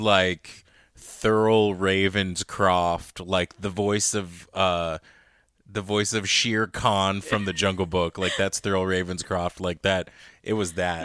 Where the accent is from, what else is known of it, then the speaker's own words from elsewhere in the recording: United States; obviously I was born here, so at the end of the day, I'm American.